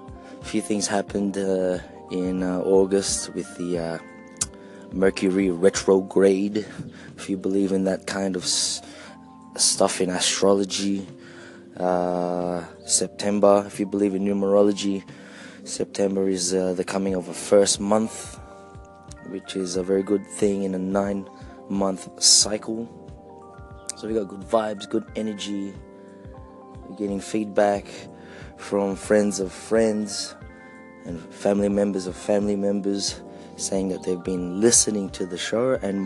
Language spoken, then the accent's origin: English; Philippines; accent: Filipino; English is a second language; now in Australia; For those of you who didn't understand my accent there, my Filipino accent there, it is complex identity.